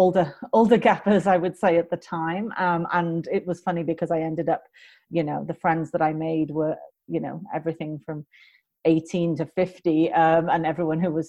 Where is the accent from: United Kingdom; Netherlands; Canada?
United Kingdom; moved away as an adult; also born or lived in United States; I am British.